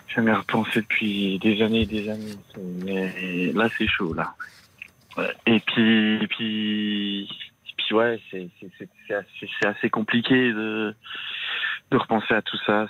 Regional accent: France; j'étais, j'étais, euh, j'étais en France

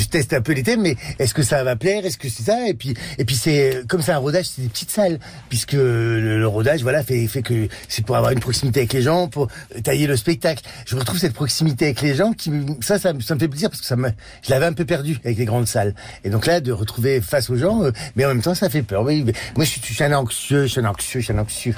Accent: the Nord, Hauts-de-France, France; je suis du Nord

